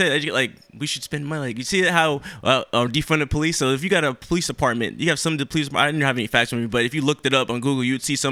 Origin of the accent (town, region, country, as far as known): Royal Palm Beach, Florida, United States; born or raised there; also born or lived in New York City, New York; now in Jacksonville, United States